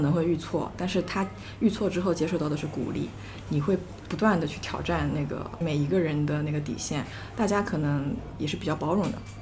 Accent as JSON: {"language": "Chinese", "town": "Changzhou", "region": "Jiangsu", "country": "China", "also_born_or_lived": "Macau", "moved": "as an adult", "said": "我的本科呢是在澳门读的，我是一个江苏人，江苏常州的"}